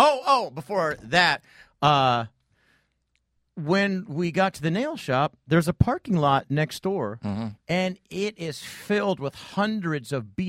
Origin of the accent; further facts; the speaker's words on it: Torrey Pines, California, United States; I grew up in Torrey Pines.